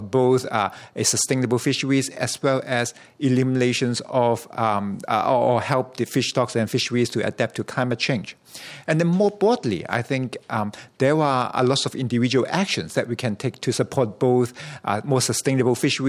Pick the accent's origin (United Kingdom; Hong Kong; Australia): Hong Kong; now in Canada; I grew up in Hong Kong, where election is not a strategy that we often think about in supporting initiatives of government and things like that. But after I moved to Canada